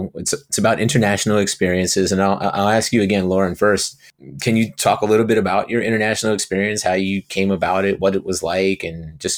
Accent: Brielle, New Jersey, United States; Didn't really have much choice growing up in Brielle.

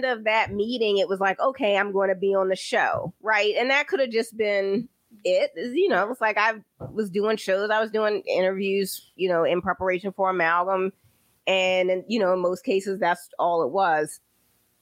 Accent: Baltimore, Maryland, United States; now in Philadelphia, United States; I'm from Baltimore

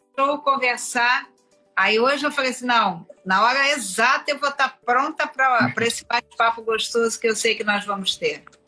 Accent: Rio de Janeiro, Brazil; eu sou cria da Penha, eu nunca pe, nunca sei de on, onde, onde eu nasci, porque eu só me lembro da minha infância, adolescência e no início da vida adulta no, no bairro

